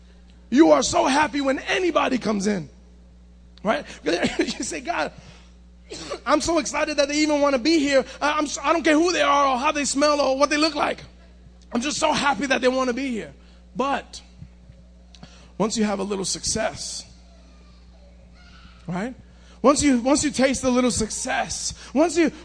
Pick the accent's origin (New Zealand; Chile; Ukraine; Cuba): Cuba; a Cuban like me